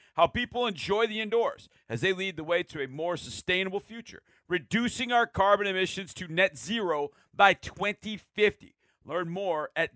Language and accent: English; Wisconsin, United States; I was born in Wisconsin.